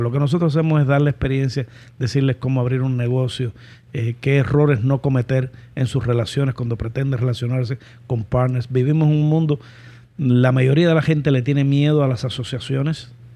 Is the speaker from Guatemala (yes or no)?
no; Cuba; moved away as an adult; lo que le decimos los cubanos